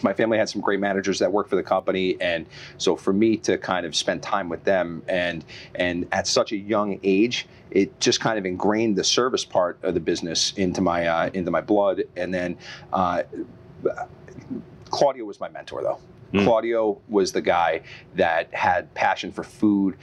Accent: Long Island, New York, United States; moved away as an adult; I'm from Long Island originally, and my family owned a hotel on Long Island. And so I grew up kind of cutting my teeth in the business

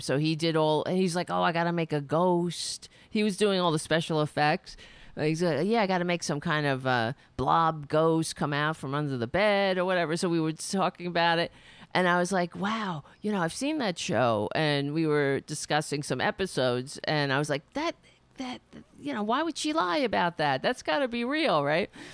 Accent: Brooklyn, New York, United States; also born or lived in Queens; I was born in Brooklyn

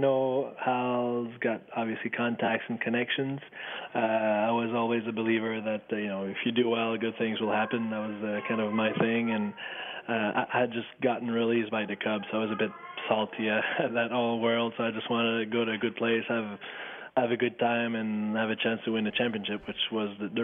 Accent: Waterville, Quebec, Canada; I'm from Waterville, which is a small town close to Kotiakuk, which is where I went to high school

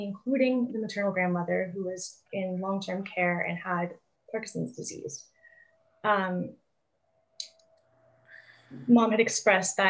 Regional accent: St. John's, Newfoundland and Labrador, Canada; I'm from St. John's

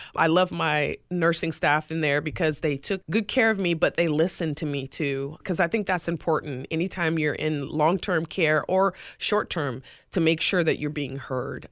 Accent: Greenville, South Carolina, United States; now in Tampa, United States; my hometown ECHL team, the Greenville Swamp Rabbits.

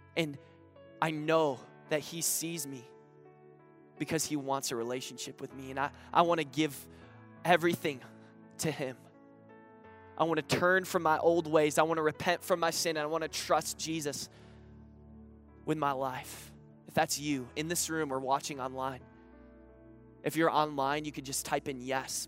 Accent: Grand Rapids, Michigan, United States; I'm actually from Grand Rapids, Michigan

